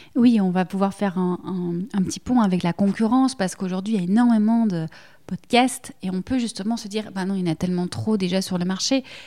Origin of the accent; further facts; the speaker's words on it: Belgium; accent: Belgian; que ce soit l'accent, le mien, on l'entend, je suis belge